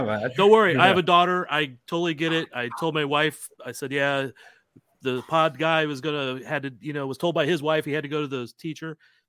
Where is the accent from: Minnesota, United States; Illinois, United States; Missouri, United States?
Missouri, United States; St. Louis; I grew up in St. Louis, which is across the state from Kansas City. Huge soccer background there.